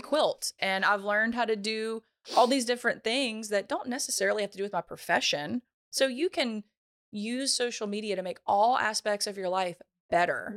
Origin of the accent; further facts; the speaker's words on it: Ponchatoula, Louisiana, United States; I'm from Ponchatoula, Louisiana